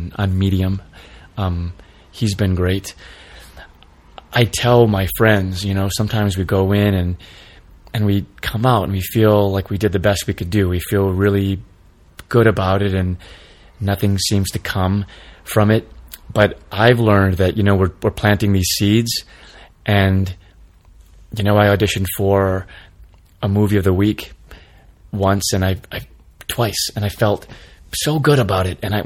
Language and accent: English; Michigan, United States; moved away; growing up in Michigan